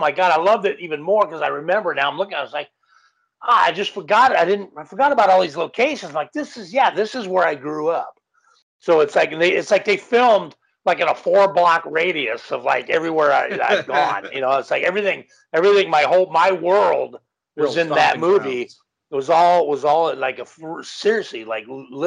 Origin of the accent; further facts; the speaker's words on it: Los Angeles, California, United States; I grew up in Canoga Park